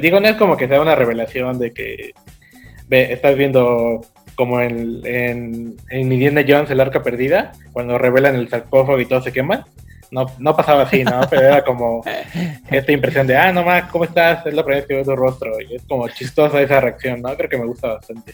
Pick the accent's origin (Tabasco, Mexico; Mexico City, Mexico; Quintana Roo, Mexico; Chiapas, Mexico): Quintana Roo, Mexico; Cancún; also born or lived in Puebla; mis papás llegaron a Cancún en el 99 y ya yo tenía como cinco años en ese entonces